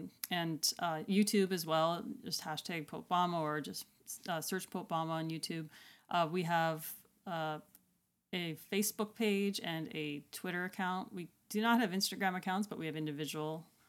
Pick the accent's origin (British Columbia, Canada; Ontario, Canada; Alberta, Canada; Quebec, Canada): Alberta, Canada; I guess where I grew up in Western Canada, just like Alberta, Prairie Alberta, not Mountain Alberta, the east side.